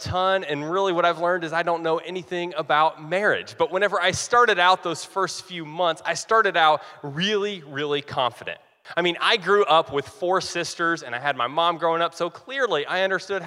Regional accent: Eastern Kentucky, United States; accent: drawl; I was born and raised in Eastern Kentucky, and I'm proud of it, which means that I may have an occasional y'all sneak in, or I may have a little drawl that sneaks in.

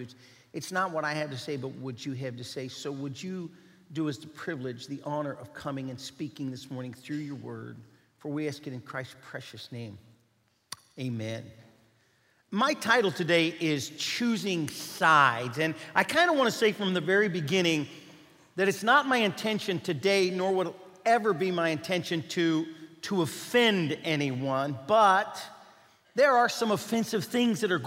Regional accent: Bellevue, Kentucky, United States; moved away; I was born and raised in Bellevue, Kentucky.

